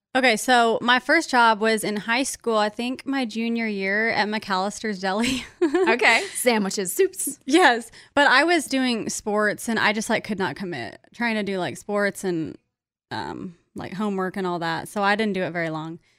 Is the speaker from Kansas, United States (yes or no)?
yes; Kansas, United States; now in Nashville, United States; we're both from Kansas, all my friends from Kansas